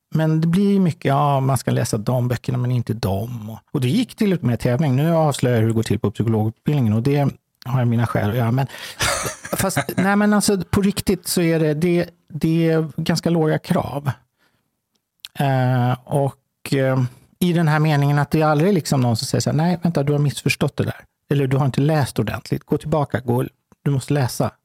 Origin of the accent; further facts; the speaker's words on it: Stockholm, Stockholm County, Sweden; jag är uppvuxen i Häsbygård